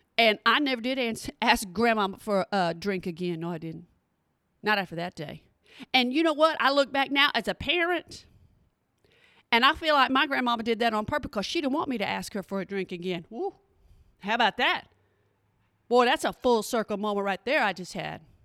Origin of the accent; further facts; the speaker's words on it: Oklahoma, United States; now in Texas, United States; I'm from Oklahoma